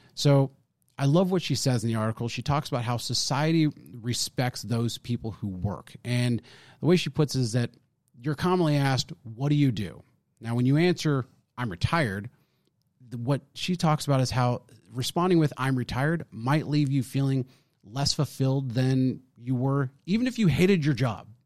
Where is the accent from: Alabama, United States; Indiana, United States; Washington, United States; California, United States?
California, United States; also born or lived in Arizona; now in Texas, United States; I'm born and raised in California, and then I, so, and then I moved to Arizona